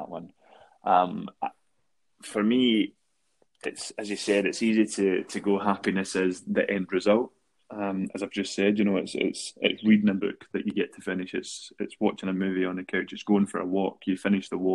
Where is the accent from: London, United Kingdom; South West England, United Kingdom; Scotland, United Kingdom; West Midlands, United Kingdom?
Scotland, United Kingdom; Paisley; born or raised there